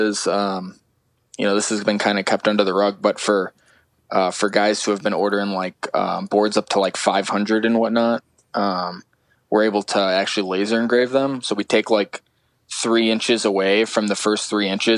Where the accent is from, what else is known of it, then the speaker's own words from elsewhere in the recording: Chicago, Illinois, United States; when I tell people I'm from Chicago, they get the whole downtown feel. And I'm like 20 minutes just west in a suburb of Chicago.